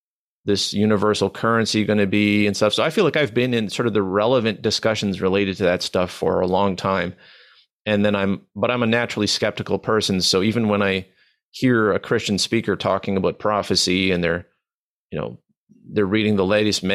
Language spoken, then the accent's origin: English; Manitoba, Canada